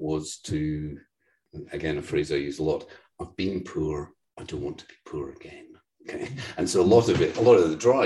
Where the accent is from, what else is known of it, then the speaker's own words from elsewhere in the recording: Cumbernauld, Scotland, United Kingdom; I grew up in Cumbernauld, literally the second shittiest town in the whole of the UK